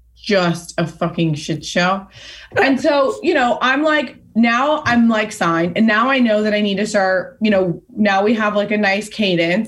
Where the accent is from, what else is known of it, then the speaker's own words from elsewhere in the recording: Pasadena, California, United States; where I grew up in Pasadena